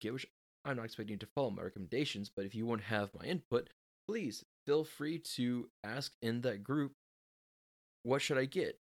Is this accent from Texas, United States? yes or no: yes; Texas, United States; I am from Texas